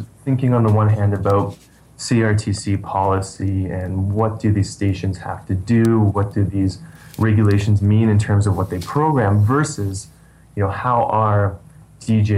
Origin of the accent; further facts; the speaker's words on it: outside of Vancouver, British Columbia, Canada; also born or lived in north of Toronto / Montreal / Wisconsin / Toronto; now in Edmonton, Canada; I actually grew up outside of Vancouver, and then I moved north of Toronto for a while